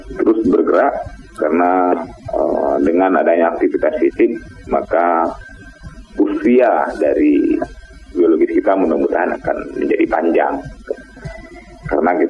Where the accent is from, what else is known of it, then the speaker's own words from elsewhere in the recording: West Sumatra, Indonesia; kita orang Minang nyebutnya cimangko kan ya.